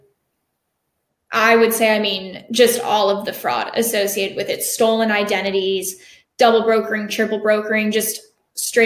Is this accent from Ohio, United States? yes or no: no; Jacksonville, Florida, United States; I'm from Jacksonville, Florida